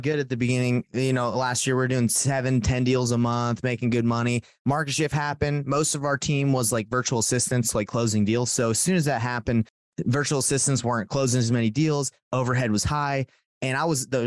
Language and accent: English; Atlanta, Georgia, United States; moved away as an adult; also born or lived in Rexburg, Idaho; now in Salt Lake City, United States; I'm from Salt Lake City, Utah, grew up in Atlanta and moved out here